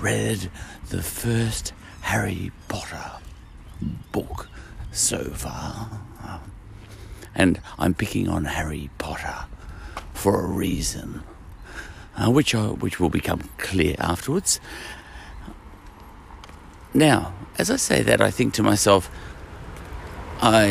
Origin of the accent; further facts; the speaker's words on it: Scotland, United Kingdom; I'm Scottish